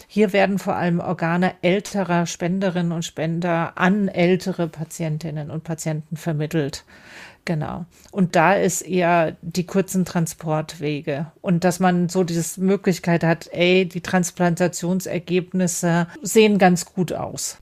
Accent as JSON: {"language": "German", "country": "Germany", "said": "Bei uns in Deutschland"}